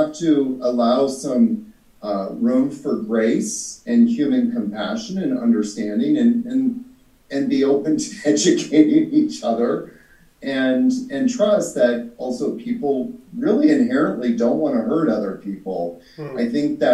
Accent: British Columbia, Canada; moved away as an adult; also born or lived in Vancouver, Canada / Victoria, Canada / New York City, United States; now in Costa Rica; I grew up in Canada, like I said, and you know, in Vancouver there was a lot of Asian people, you know, back when I was growing up.

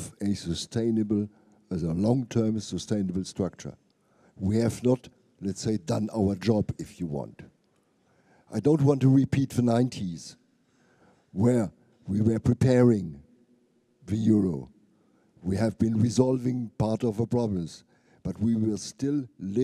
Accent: Germany; my home country

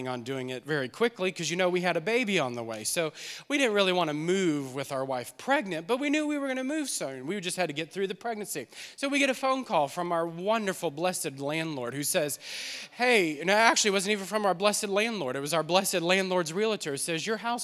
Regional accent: New Orleans, Louisiana, United States; We're from New Orleans.

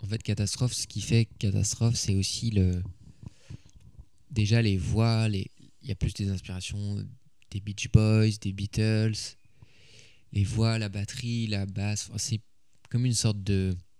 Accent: Paris, Île-de-France, France; j'ai grandi à Paris

